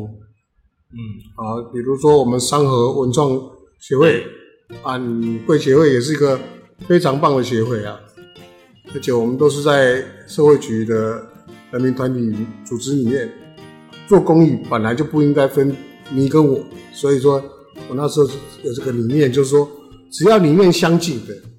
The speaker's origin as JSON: {"language": "Chinese", "region": "New Taipei", "country": "Taiwan", "tie": "born or raised there", "said": "因为新德里是我的故乡，它是我的家乡。我在这里生活五十七年"}